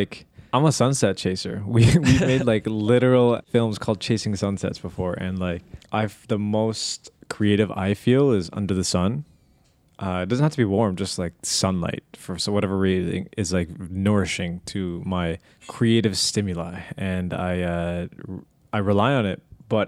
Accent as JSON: {"language": "English", "country": "Canada", "said": "Feeling sad about it being cold and low light and being Canadian."}